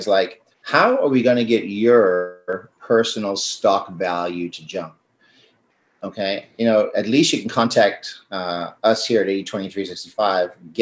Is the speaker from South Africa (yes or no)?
yes; South Africa; I'm South African